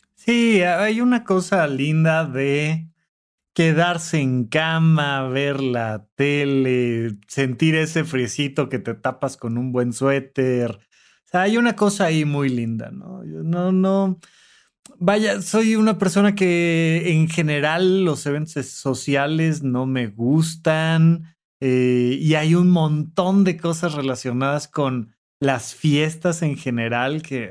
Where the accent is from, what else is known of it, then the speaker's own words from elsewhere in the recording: Almoloya de Juárez, State of Mexico, Mexico; soy de Toluca y además no solo soy de Toluca, soy de Almoloya de Juárez